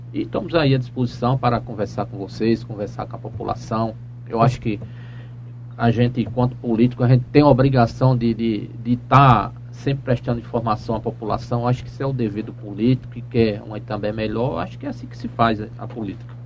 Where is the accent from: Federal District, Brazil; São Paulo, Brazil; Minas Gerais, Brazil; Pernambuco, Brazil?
Pernambuco, Brazil; Engenho Pangauá; É sempre nasci em Pangauá, sou filho de itambeense, não é? Morei muitos anos lá no Engenho Pangauá até me casar